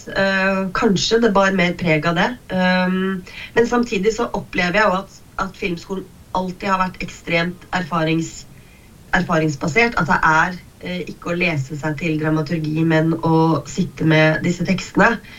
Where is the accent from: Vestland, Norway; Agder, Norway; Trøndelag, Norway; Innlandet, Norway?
Innlandet, Norway; Kongsvinger; jeg har vokst opp på Kongsvinger